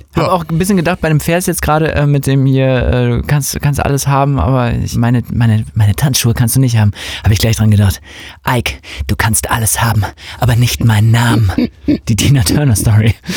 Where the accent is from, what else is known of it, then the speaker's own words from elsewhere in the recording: Hamburg, Germany; Wir kommen ja auch aus Hamburg